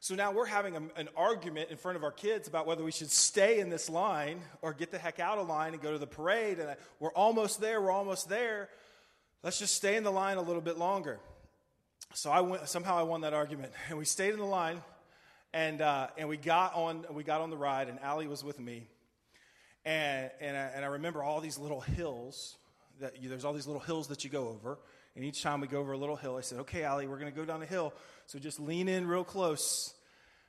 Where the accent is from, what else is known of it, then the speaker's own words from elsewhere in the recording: United States; as an American